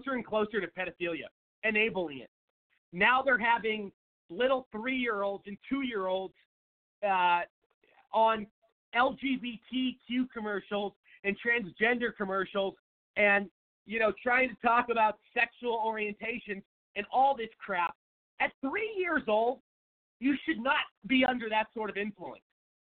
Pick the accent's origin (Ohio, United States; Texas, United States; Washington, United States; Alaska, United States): Washington, United States; Seattle; moved away as an adult; now in Phoenix, United States; I am from Seattle, Washington, live in Phoenix, Arizona, lived in Phoenix for about 7 years, grew up in Seattle